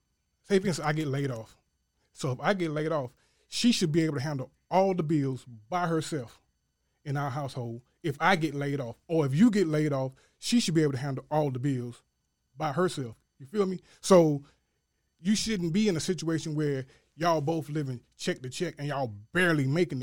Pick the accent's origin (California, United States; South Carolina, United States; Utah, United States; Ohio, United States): South Carolina, United States; Hopkins; I'm from Hopkins, South Carolina, born and raised, country to the bone gristle.